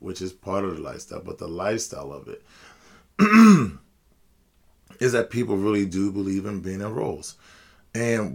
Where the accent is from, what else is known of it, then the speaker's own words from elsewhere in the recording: United States; as I'm speaking as an American